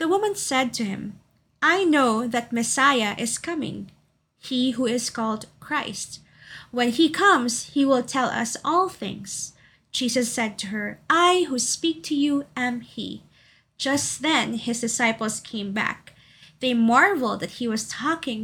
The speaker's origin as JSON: {"language": "English", "town": "Davao City", "region": "Davao Region", "country": "Philippines", "tie": "born or raised there", "also_born_or_lived": "Makati City", "moved": "yes", "said": "my hometown of Davao City"}